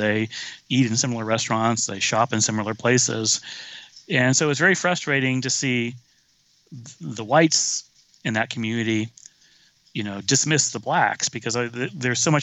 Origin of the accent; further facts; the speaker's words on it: the rural South, United States; moved away; I grew up in the South, rural South in the 70s